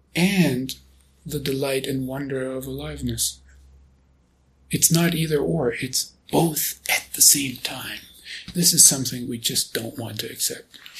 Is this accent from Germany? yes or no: yes; Germany; now in United States; being born and raised in Germany